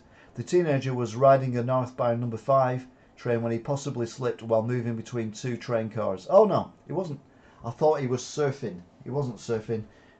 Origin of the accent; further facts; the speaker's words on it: Yorkshire and the Humber, United Kingdom; I'm a Yorkshire man, you're a Lancashire man, you'll hold this against me.